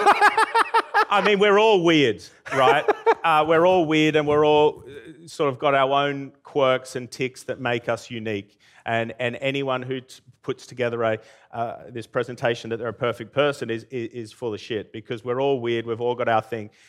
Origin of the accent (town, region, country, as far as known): Armidale, New South Wales, Australia; also born or lived in Brisbane; now in United Kingdom